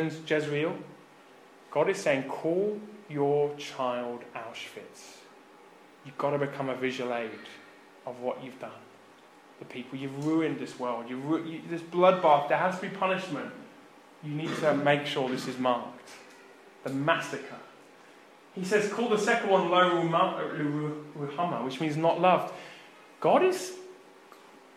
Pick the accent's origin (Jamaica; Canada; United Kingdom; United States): United Kingdom; Birmingham, West Midlands; I grew up in Birmingham in the UK.